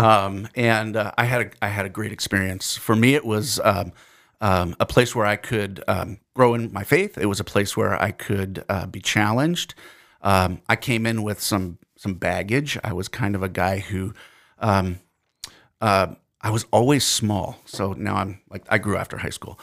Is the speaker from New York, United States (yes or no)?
no; New Jersey, United States; accent: New Jersey; now in Fergus Falls, United States; my New Jersey accent